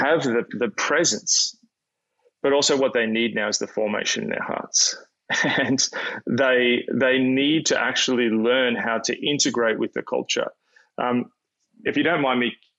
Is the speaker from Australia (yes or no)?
yes; Australia; as an Australian